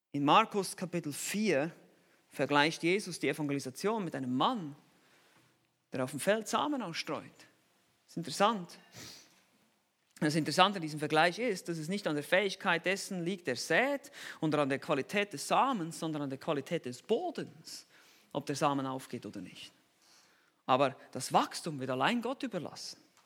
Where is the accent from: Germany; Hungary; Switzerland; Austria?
Switzerland; Ich bin halt Schweizer.